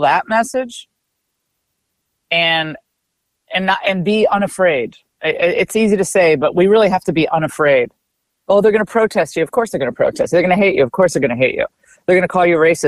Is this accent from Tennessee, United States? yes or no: no; Connecticut, United States; I grew up in Connecticut